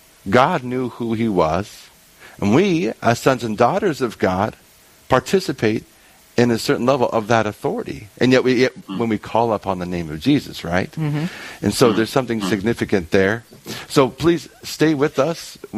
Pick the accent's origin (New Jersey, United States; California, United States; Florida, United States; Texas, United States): California, United States; moved away; I'm from California, born and raised out in California, and so I got pretty used to the oceans.